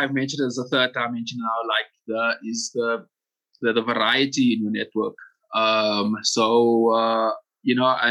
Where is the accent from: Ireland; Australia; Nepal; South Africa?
South Africa; as a South African creative